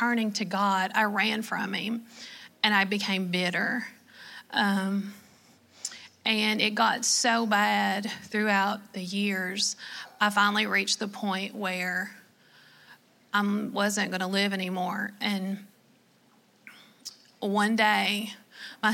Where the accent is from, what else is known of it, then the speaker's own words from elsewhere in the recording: Kentucky, United States; accent: Southern; I am from Kentucky